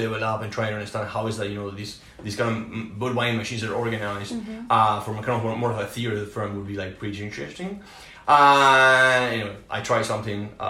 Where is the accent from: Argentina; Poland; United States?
Argentina; moved away; I'm originally from Argentina